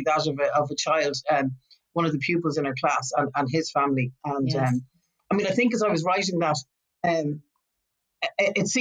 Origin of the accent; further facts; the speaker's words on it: a town on the shores of Belfast Lough, Northern Ireland, United Kingdom; also born or lived in Beirut; my family kind of moved away from Belfast when I was very small to a town on the shores of Belfast Lough, about 5 or 6 miles away